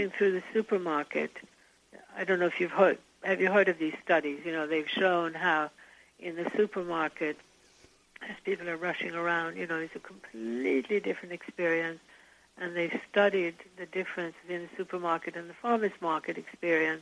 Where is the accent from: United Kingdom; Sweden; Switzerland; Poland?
Sweden; moved away; Now, I'm from Sweden and grew up in Sweden